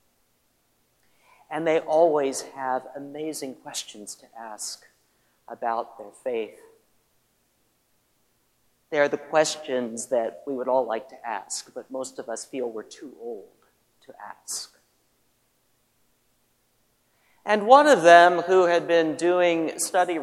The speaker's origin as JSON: {"language": "English", "region": "Midwest", "country": "United States", "tie": "born or raised there", "said": "When I was growing up in the Midwest"}